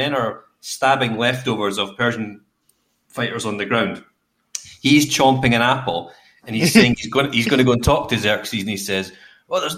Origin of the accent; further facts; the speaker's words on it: Scotland, United Kingdom; I'm Scottish